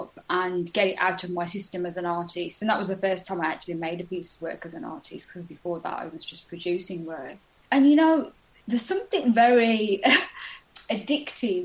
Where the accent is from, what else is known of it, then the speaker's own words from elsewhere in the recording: United Kingdom; grow up within in that environment of being British and having a dual heritage